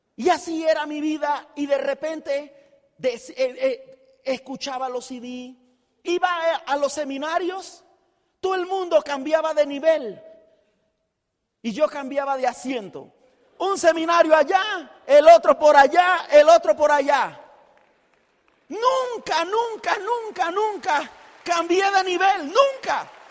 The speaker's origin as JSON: {"language": "Spanish", "region": "Chiriquí", "country": "Panama", "said": "yo soy de Chiriquí, el chiricano"}